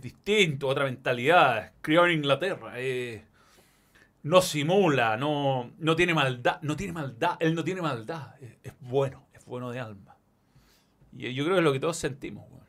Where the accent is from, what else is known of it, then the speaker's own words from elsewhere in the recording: Chile; como buen chileno